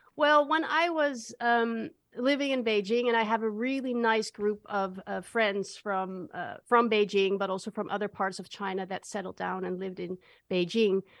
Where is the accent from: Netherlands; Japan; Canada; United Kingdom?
Netherlands; I'm from the Netherlands